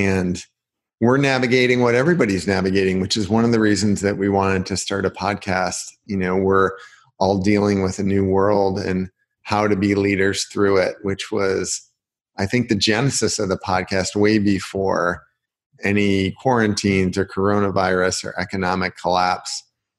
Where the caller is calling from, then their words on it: Michigan City, Indiana, United States; I am calling in from Michigan City, Indiana, which is a little beach town. People don't believe it, but there is a beach here. We are across Lake Michigan from Chicago, about 30 miles by boat, or 80 miles, 90 miles if you drive around